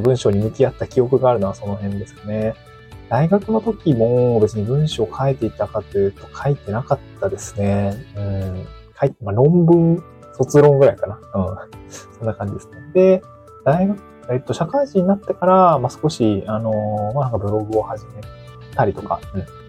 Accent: Niigata, Japan; moved away as an adult; also born or lived in Aomori / Tokyo; now in Awaji Island, Japan; 僕は出身が新潟なんですけど、まあ、新潟を出て大学青森に行って、就職で東京に行って

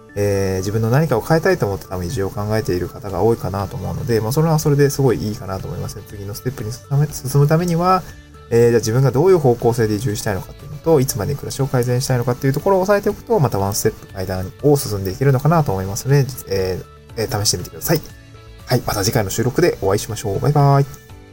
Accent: Niigata, Japan; also born or lived in Aomori / Tokyo; now in Awaji Island, Japan; もともと私は東京生まれとかそういうわけじゃなくて、新潟で生まれて

